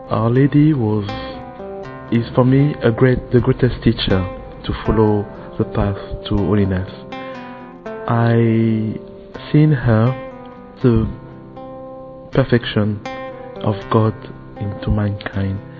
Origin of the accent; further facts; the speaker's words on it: Benin; also born or lived in France; I'm originally from France and Benin, West Africa.